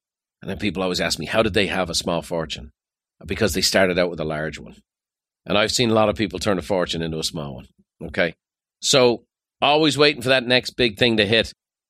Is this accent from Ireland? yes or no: yes; Dublin, Leinster, Ireland; Growing up in Dublin, there was a fella on our street.